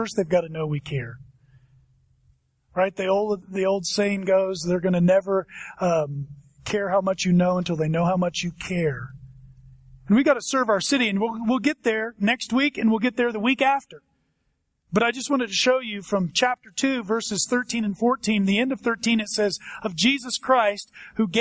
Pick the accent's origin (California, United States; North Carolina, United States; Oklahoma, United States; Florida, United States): Oklahoma, United States; now in Colorado, United States; I was born in Oklahoma.